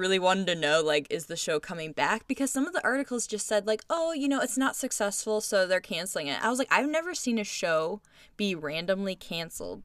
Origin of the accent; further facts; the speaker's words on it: United States; as American citizens